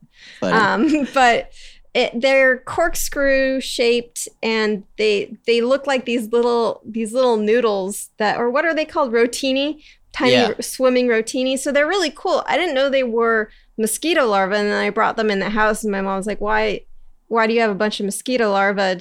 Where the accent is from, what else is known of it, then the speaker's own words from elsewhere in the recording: Encinitas, California, United States; This is in San Diego, in Encinitas